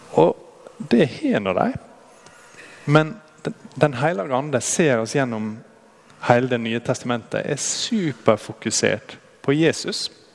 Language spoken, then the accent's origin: Norwegian; Brattvåg, Møre og Romsdal, Norway; moved away; Jeg er fra Brattvågen. Der er det enda mer eh, værhardt egentlig enn her.